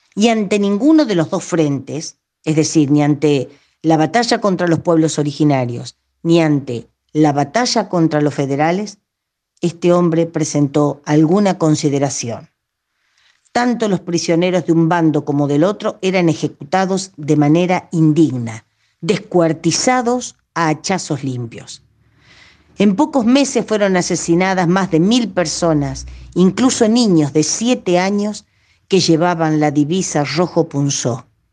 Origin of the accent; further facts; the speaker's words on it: Roque Pérez, Buenos Aires Province, Argentina; acá cerca de Roque Pérez, de Mis Pagos